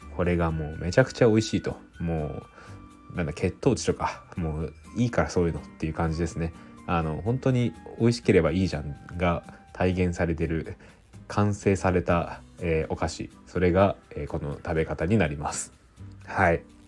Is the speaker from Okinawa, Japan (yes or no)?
no; Aichi, Japan; now in Tokyo, Japan; 僕はですね愛知県出身なんで